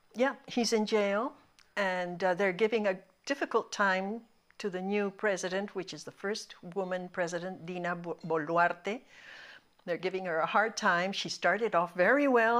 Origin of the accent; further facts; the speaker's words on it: Lima, Peru; first language Spanish; English is a second language; also born or lived in Montreal, Canada; We, we came to Peru. I, I turned two in Peru